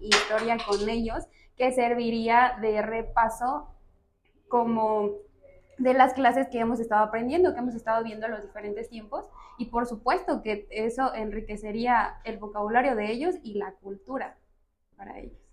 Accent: Motozintla, Chiapas, Mexico; now in San Cristóbal de las Casas, Mexico; Soy de una ciudad que se llama Motocintla de Mendoza

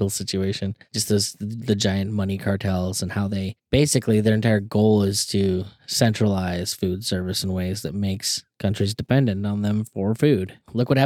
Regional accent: New York, United States; I'd say I'm from New York

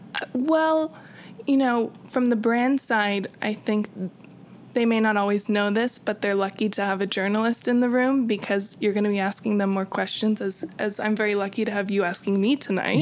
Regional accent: California, United States; moved away as an adult; now in New York City, United States; I am originally from California

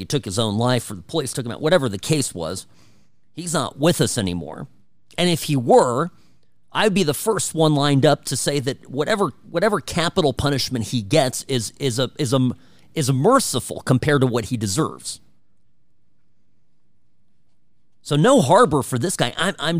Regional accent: Irvine, California, United States; Cook's Corner is growing up in Irvine, my neighbor.

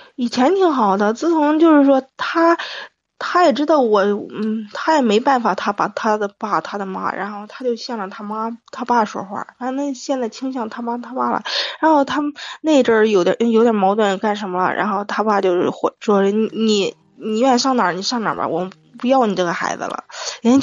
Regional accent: Shijiazhuang, Hebei, China; 石家庄的

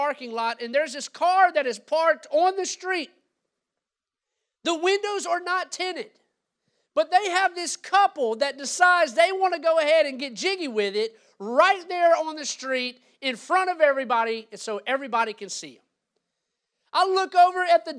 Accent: Louisiana, United States; moved away as an adult; now in Gainesville, United States; I'm from Louisiana, born and raised there

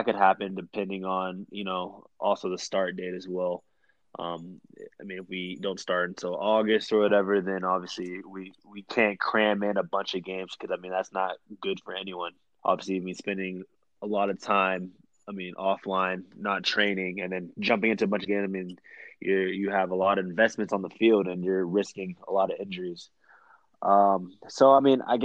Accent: Texas, United States; moved away as an adult; now in Colorado, United States; I was born and raised in Texas.

